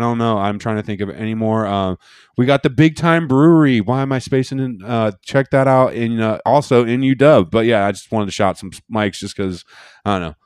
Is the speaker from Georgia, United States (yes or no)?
no; Seattle, Washington, United States; I'm from Seattle.